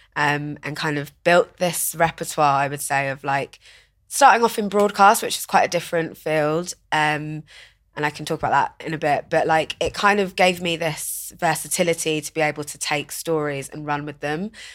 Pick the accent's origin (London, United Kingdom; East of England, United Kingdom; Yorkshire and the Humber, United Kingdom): East of England, United Kingdom; Watford; So I grew up in Watford, which is, like, in Hertfordshire